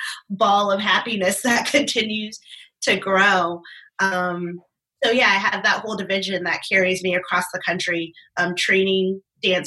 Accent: East Coast, United States; now in Arizona, United States; I'm originally from the East Coast

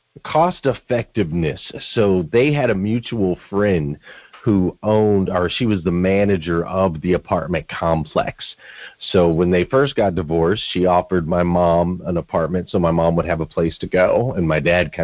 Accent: Flagstaff, Arizona, United States; I grew up in Flagstaff, Arizona, of all places, but the Grand Canyon was in my backyard there, fairly small, not super small, but fairly small city, about 150 miles north of Phoenix, Arizona. And yeah, so I grew up in a pretty cool place.

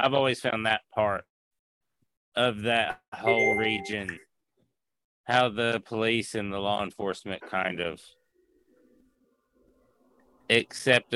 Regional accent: East Tennessee, United States; I'm a hillbilly from East Tennessee

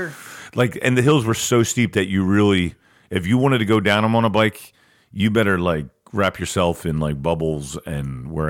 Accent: Perkiomenville, Pennsylvania, United States; I grew up in Perkiomenville out by Green Lane Reservoir.

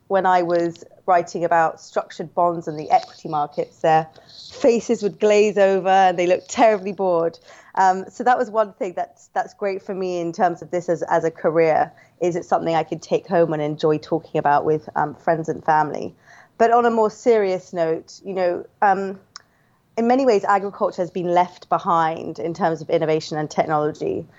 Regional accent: London, United Kingdom; also born or lived in Hong Kong; I'm from, um, London, London in the U K.

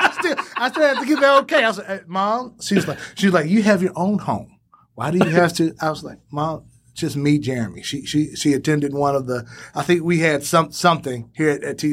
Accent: Dallas, Texas, United States; born and raised in Dallas, Texas. Particular neighborhood, Oak Cliff. I'm very proud. I currently reside in Oak Cliff.

